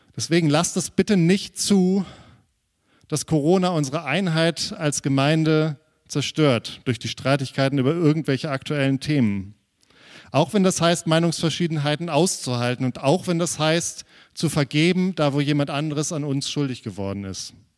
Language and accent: German; Germany; wir als Deutsche